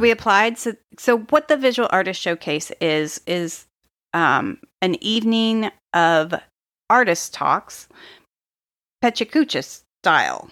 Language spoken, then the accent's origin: English; Oklahoma, United States; I grew up on Tex-Mex in Oklahoma